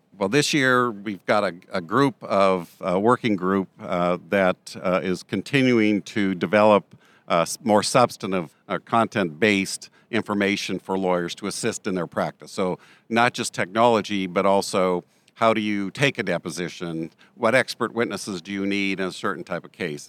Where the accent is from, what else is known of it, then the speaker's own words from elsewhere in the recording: Montana, United States; I'm from Montana